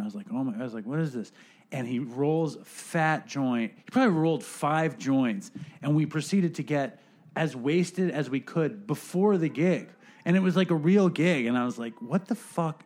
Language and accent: English; New York City, New York, United States; my lifetime of being a New Yorker